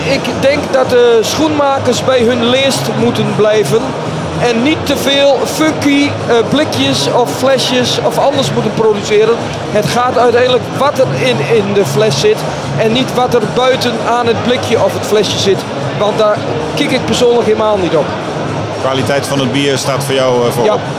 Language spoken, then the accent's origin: Dutch; Overijssel, Netherlands; Al ben ik zelf Twentenaar.